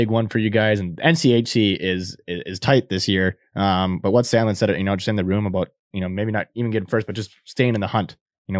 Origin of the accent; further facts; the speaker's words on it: Minnesota, United States; We're from Minnesota. We're in Minneapolis now